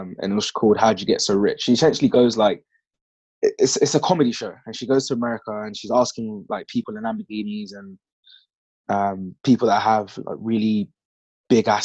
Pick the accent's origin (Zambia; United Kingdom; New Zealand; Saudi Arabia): United Kingdom; London; I grew up in East London on a council estate